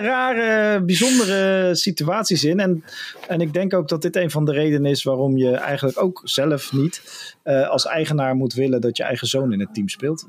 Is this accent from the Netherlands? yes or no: yes; Netherlands